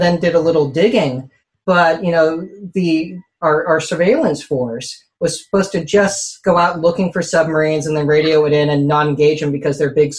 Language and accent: English; South Bay, Bay Area, California, United States; I grew up here in the Bay Area, in the South Bay specifically, in the shadow of Moffett Field